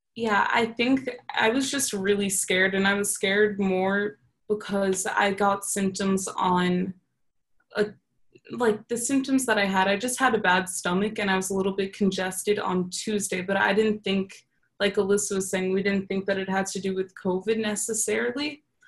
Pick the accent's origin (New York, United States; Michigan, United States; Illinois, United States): New York, United States; moved away as an adult; now in Texas, United States; I'm from New York